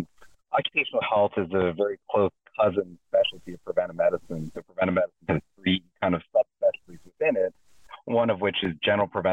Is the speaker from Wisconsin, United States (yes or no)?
no; Allentown, Pennsylvania, United States; moved away as an adult; also born or lived in Cleveland; now in Maryland, United States; So I was born and raised in Allentown, Pennsylvania.